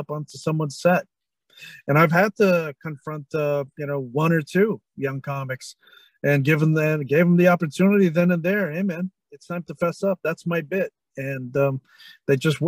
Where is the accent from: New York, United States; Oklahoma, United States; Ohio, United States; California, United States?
California, United States; San Francisco; also born or lived in Manila; San Francisco would be the first one because that's okay. my hometown. It's where I grew up. So the whole Bay Area